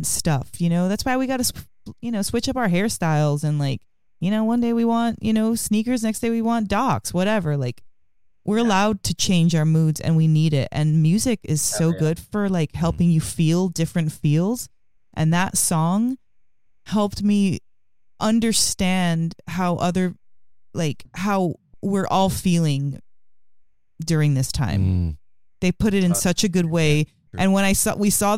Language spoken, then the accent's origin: English; New York, United States; I was born in New York